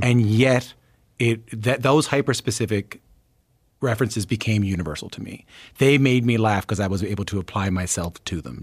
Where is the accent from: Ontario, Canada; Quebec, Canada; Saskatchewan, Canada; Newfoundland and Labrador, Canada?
Newfoundland and Labrador, Canada; I'm from Newfoundland